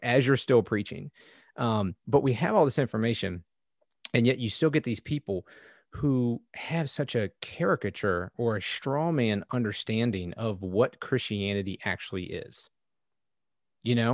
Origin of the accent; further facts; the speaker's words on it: United States; I grew up in America